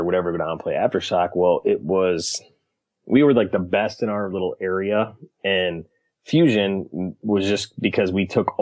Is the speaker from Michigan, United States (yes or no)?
yes; Michigan, United States; born and raised in Michigan